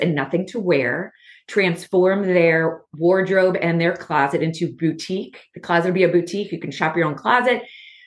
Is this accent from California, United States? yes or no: no; Baltimore, Maryland, United States; I'm from Baltimore.